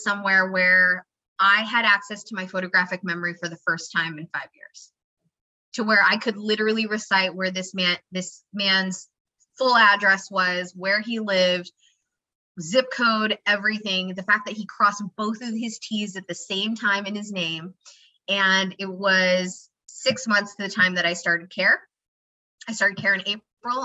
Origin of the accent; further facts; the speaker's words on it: Idaho, United States; I grew up in Idaho